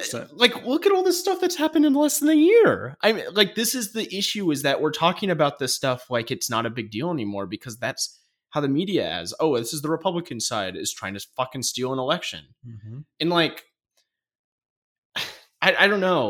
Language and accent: English; United States; we as the American people